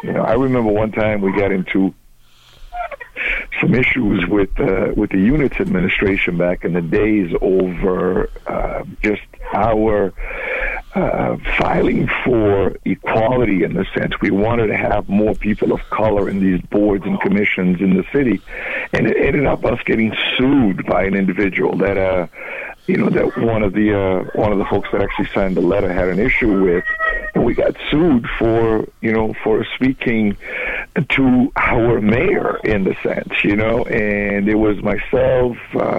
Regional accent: Angola; moved away; because I came from Angola in the early 70s, in a sense, we're in the middle of a civil war

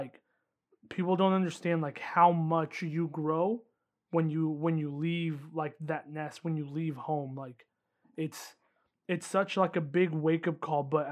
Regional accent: Indiana, United States; moved away as an adult; now in Miami, United States; growing up in Indiana

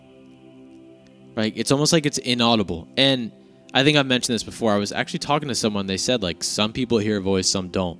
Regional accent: New Jersey, United States; I was born in New Jersey

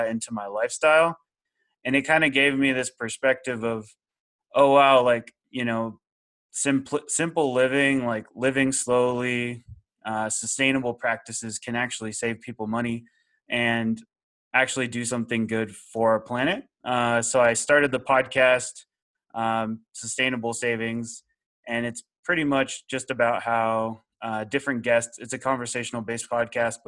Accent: Austin, Texas, United States; moved away as an adult; also born or lived in Seattle; I'm originally from the Austin, Texas area

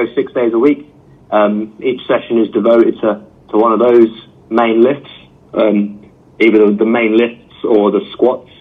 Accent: England, United Kingdom; moved away as an adult; also born or lived in Edinburgh / London / Scotland; now in China; So if you can't tell from my accent, I'm from England

